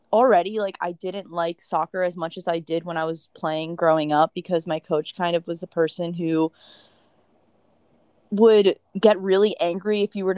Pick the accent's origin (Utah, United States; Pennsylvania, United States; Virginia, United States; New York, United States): New York, United States; Briarcliff Manor; I grew up in Westchester, an hour from the city, and I grew up pretty much in the smallest town ever